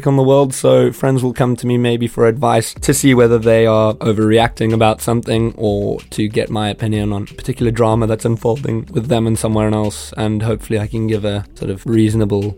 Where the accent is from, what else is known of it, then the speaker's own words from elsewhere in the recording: South Africa; now in United Kingdom; I'm a South African-born, British-based YouTuber